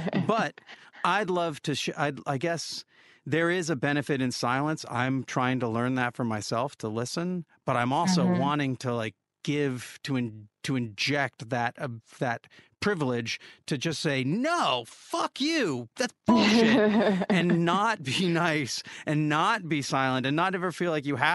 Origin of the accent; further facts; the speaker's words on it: Olympia, Washington, United States; growing up in Olympia